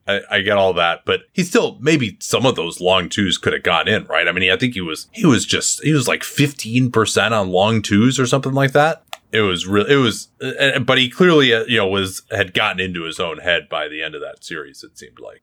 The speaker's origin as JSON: {"language": "English", "country": "United States", "said": "as an American Patriot"}